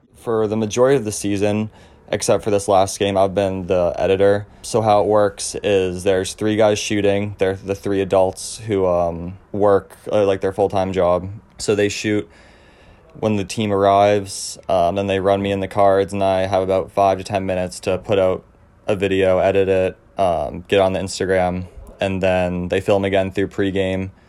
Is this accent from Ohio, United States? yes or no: no; Cape Elizabeth, Maine, United States; I'm from Cape Elizabeth, Maine, which is right outside of Portland.